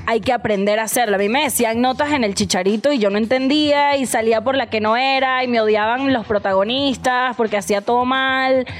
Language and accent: Spanish; Venezuela; moved away as an adult; now in Mexico; soy venezolana, por si notaron mi acento